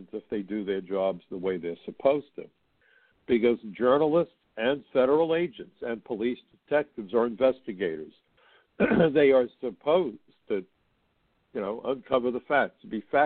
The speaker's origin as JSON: {"language": "English", "region": "New York", "country": "United States", "tie": "born or raised there", "said": "my hometown of New York."}